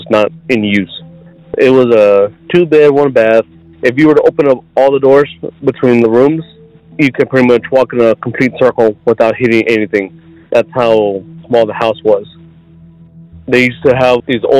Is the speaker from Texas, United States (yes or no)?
yes; South Texas, United States; I'm from South Texas